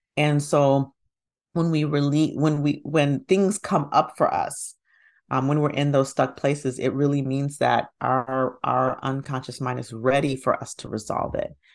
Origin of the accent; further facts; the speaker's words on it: Huntsville, Alabama, United States; now in Atlanta, United States; I grew up in Huntsville, Alabama.